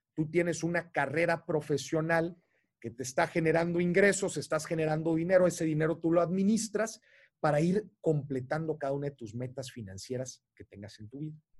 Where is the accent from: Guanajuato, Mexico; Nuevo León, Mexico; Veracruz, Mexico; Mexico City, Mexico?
Nuevo León, Mexico; Monterrey; yo soy de Monterrey